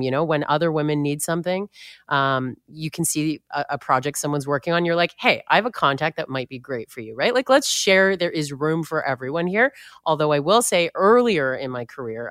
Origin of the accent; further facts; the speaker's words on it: Toronto, Ontario, Canada; born and raised in Toronto